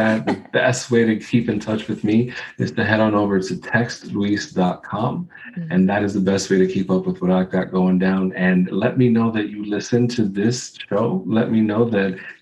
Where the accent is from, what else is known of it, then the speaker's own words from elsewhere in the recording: New York City, New York, United States; I grew up in the Bronx